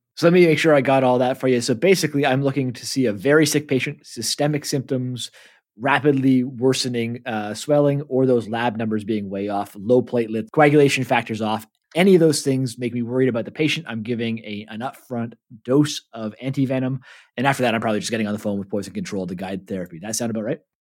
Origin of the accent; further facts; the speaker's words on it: Canada; moved away as an adult; now in New Zealand; I'm a Canadian living in New Zealand.